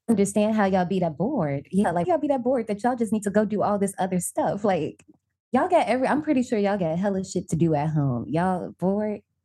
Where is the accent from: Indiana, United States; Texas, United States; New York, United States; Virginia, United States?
Indiana, United States; also born or lived in Tokyo, Japan; now in DMV area, United States; I'm originally from Indiana, but I'm living in the D M V area right now